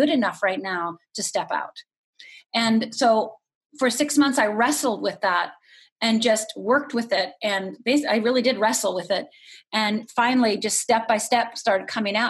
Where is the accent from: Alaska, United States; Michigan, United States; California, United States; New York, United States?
Michigan, United States; Upper; moved away as an adult; also born or lived in Los Angeles; growing up in Upper Michigan